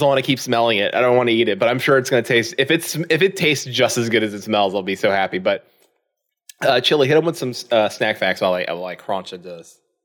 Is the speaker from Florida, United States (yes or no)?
yes; Florida, United States; moved away as an adult; now in Indiana, United States; I am from Florida